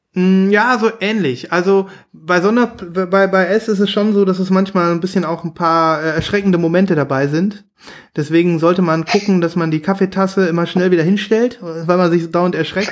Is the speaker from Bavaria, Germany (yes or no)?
no; near Münster, North Rhine-Westphalia, Germany; in der Nähe von Münster, in so einem kleinen, kleinen süßen Kaff.